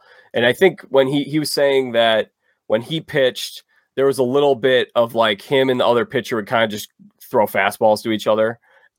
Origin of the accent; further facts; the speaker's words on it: Chicago, Illinois, United States; I grew up in Chicago. I still live here.